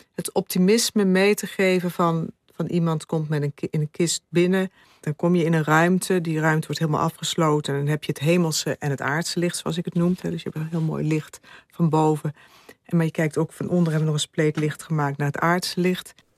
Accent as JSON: {"language": "Dutch", "region": "Limburg", "country": "Netherlands", "said": "ik kom uit Limburg"}